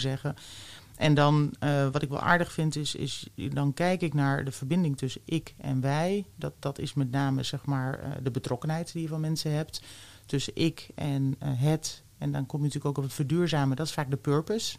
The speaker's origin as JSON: {"language": "Dutch", "town": "The Hague", "region": "South Holland", "country": "Netherlands", "tie": "born or raised there", "also_born_or_lived": "Twente", "moved": "as an adult", "said": "ik ben geboren in Den Haag"}